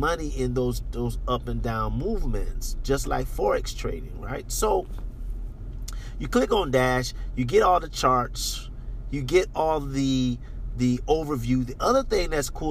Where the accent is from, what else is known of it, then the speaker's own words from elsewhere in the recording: United States; moved away; I'm American